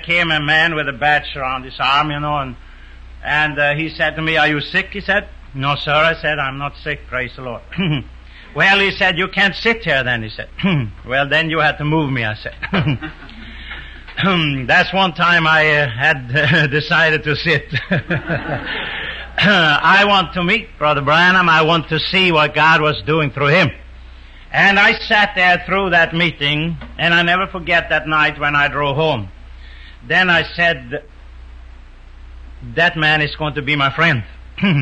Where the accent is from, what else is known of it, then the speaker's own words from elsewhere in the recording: Sweden; moved away; also born or lived in New York, United States; I'm a Swede. I wasn't born in America. I was born in Sweden.